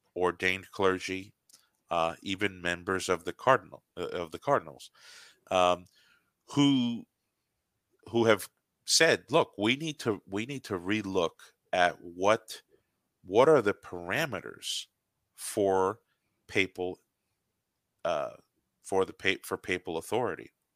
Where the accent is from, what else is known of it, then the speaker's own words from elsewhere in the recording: United States; an American Protestant